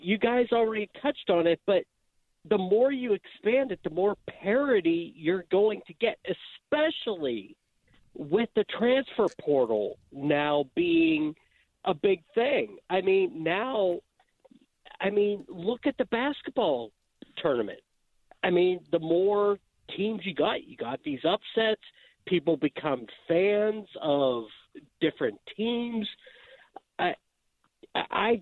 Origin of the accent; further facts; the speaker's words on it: Pittsburgh, Pennsylvania, United States; now in Illinois, United States; I'm just displaced to Illinois. I'm born and raised in Pittsburgh.